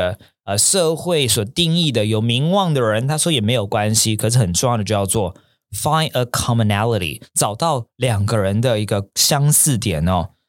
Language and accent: Chinese; Taipei, Taiwan; also born or lived in Tianmu; 比如说我跟好学校的老板阿诺哦，我们可能小时候都是在我们原生家庭都在天母。